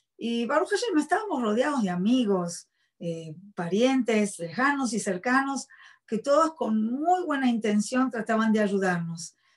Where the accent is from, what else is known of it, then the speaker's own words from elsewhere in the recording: Buenos Aires, Argentina; moved away; soy argentina, nací en la ciudad de Buenos Aires. Em, me crié como cualquier otra muchacha de mi edad. Fui a la escuela primaria, secundaria en Argentina